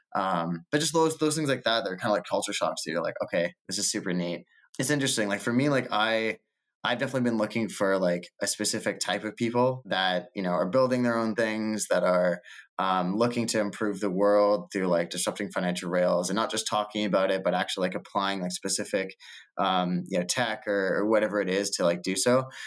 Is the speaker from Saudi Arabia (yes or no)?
no; Canada; also born or lived in Toronto / Lisbon / New York; as a Canadian